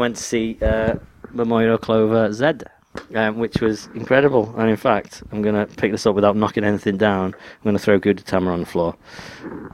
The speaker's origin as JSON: {"language": "English", "region": "England", "country": "United Kingdom", "said": "I'm English"}